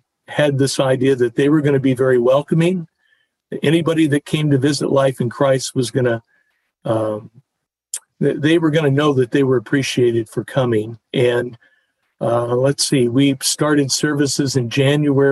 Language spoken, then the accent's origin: English; Tucson, Arizona, United States; growing up in Tucson, Arizona, I was, I think, 12 years old